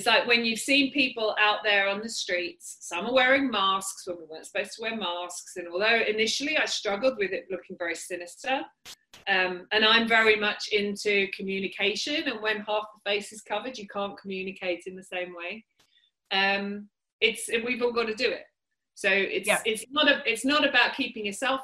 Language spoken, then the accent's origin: English; United Kingdom; born or raised there